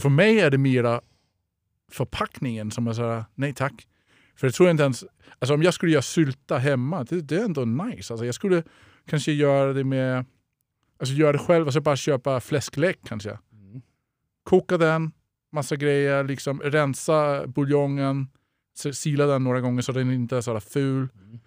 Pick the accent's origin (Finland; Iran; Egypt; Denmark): Denmark; first language Danish; Swedish is a second language; now in Sweden; jag är tidigare kock, jag är från Danmark